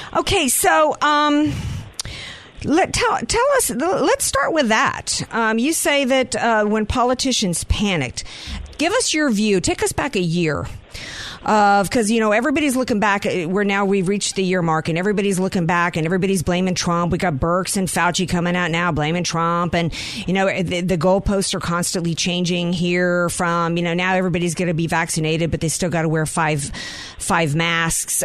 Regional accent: the South, United States; I come from the South

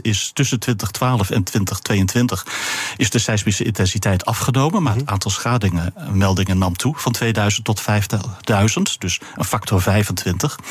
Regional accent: Netherlands; als Europeaan en als Nederlander

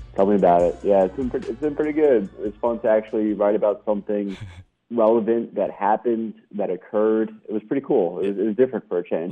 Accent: New York City, New York, United States; moved away; also born or lived in Florida / Alabama / Mississippi; I'm from uh, New York City originally, but I've lived in Florida, Alabama, and Mississippi as well

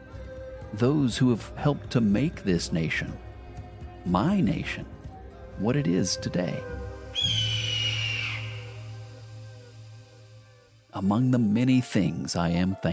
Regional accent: United States; my home country of the United States of America

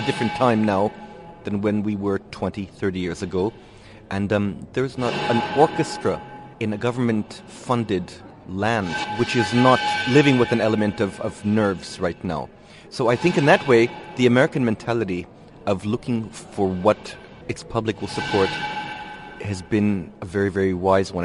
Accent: Israel; moved away as an adult; also born or lived in United States; originally, I'm from Israel. I uh, grew up in Israel till I was about 21.

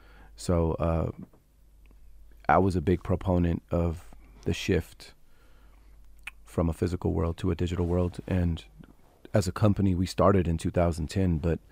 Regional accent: San Francisco, California, United States; I'm from San Francisco, so we were the epicenter of change.

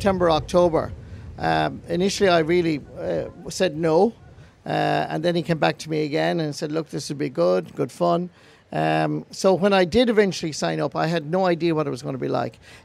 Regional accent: West Clare, Munster, Ireland; I'm from West Clare

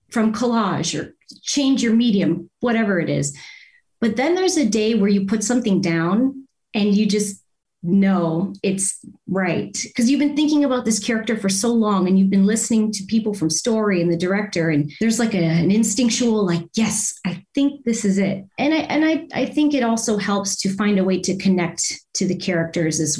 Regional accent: Windsor, Ontario, Canada; also born or lived in Toronto; I'm from Windsor, Ontario

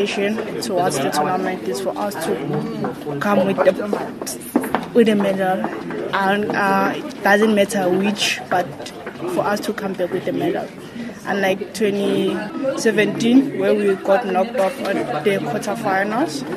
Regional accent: South Africa; we as a South African team

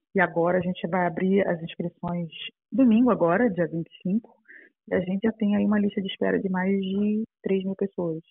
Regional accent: Brazil; moved away as an adult; now in Portugal; eu sou brasileira, meu marido e eu trabalhávamos com publicidade no Brasil

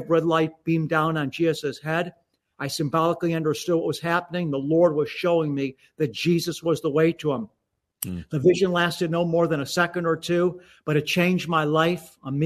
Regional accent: Beachwood, Ohio, United States; I grew up in Beechwood, Ohio, which is an eastern suburb of Cleveland

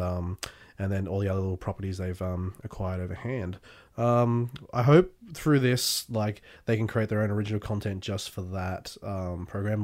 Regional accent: Australia; also born or lived in England; my high school years were down here in Australia.

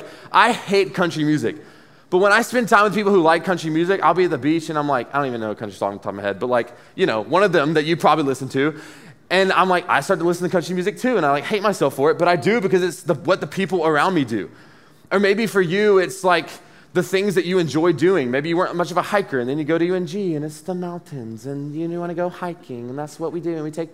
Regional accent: Dublin, Georgia, United States; also born or lived in Athens, Georgia

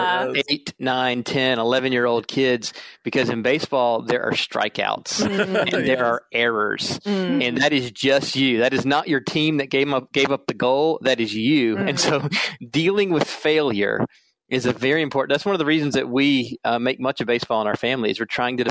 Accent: South Carolina, United States; moved away as an adult; now in Minnesota, United States; I'm originally from South Carolina, so you may hear that in my voice, even though I've been here in Minnesota since 2003.

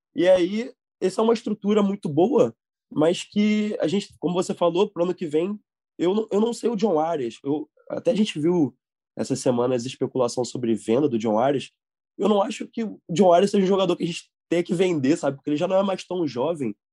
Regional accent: Rio de Janeiro, Brazil; moved away as an adult; now in Dublin, Ireland; Sou, sou do Rio. Sou do. Moro em Copacabana

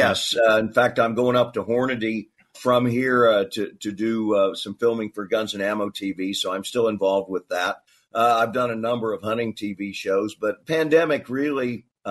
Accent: Kansas City, United States; moved away as an adult; also born or lived in California Central Coast; now in California, United States; I grew up in Kansas City

